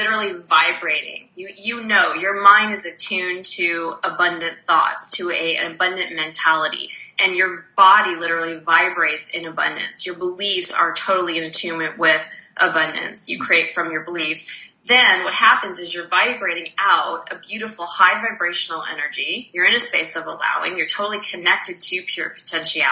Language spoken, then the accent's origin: English; Arizona, United States; now in Montreal, Canada; I'm actually from Arizona